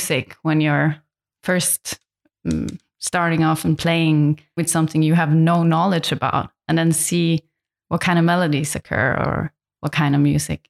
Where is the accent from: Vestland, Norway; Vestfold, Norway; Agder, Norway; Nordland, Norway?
Nordland, Norway; Lofoten Islands; English is a second language; now in Berlin, Germany; I'm originally from a place in north of Norway called the Lofoten Islands.